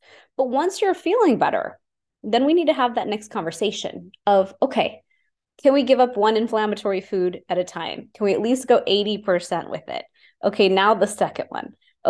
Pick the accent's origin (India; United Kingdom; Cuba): India; I'm Indian.